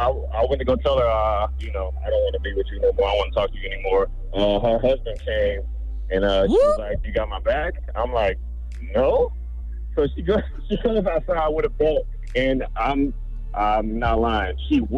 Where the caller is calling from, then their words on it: Orlando, Florida, United States; I'm calling from Orlando, Florida.